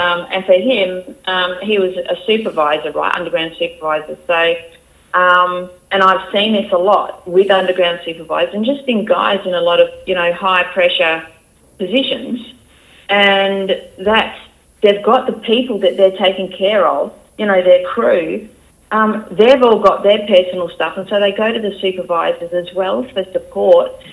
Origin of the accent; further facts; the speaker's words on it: Geraldton, Western Australia, Australia; accent: country accent; moved away as an adult; I'm from there, and I grew up there, and you know, pretty much my whole life